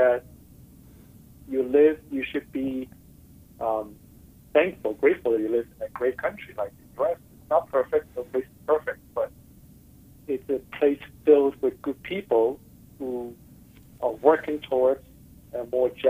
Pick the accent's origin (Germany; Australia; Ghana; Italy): Ghana; moved away as an adult; also born or lived in Hong Kong / United States; now in New York City, United States; I grew up in a small country in Africa, even though I was born in Asia